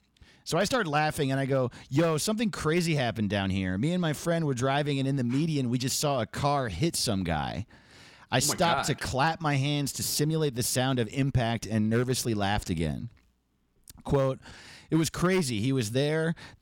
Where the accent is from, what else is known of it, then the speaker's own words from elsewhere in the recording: New York, United States; New York, what's up? I'm from New York, so get excited.